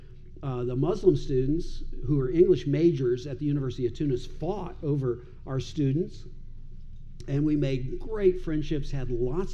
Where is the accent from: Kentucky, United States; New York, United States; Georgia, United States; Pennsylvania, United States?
Kentucky, United States; Owensboro; also born or lived in Dubai / Iraq; now in Louisville, United States; I grew up in Owensboro, not far from here